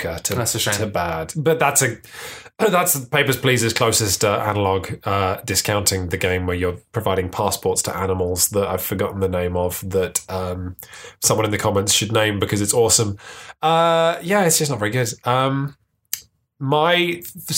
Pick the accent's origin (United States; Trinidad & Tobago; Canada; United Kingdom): United Kingdom; London; I grew up in London